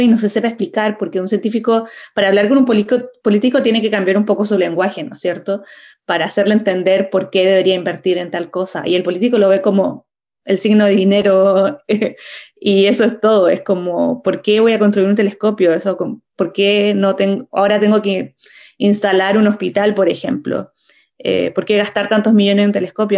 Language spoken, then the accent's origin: Spanish; Chile; moved away as an adult; also born or lived in Europe; como chilena y también como astrónoma que, que vivió varios años en Europa